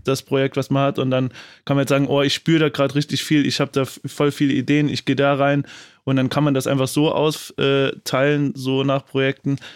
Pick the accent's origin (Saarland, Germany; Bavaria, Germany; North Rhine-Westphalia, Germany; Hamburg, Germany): Saarland, Germany; ich bin gebürtig auch aus dem Saarland